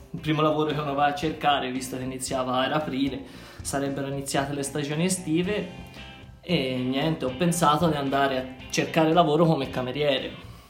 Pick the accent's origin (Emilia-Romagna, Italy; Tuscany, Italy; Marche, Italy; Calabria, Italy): Tuscany, Italy